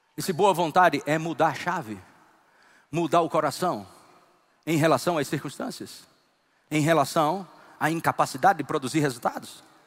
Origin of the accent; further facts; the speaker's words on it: Northeast Region, Brazil; Como bom nordestino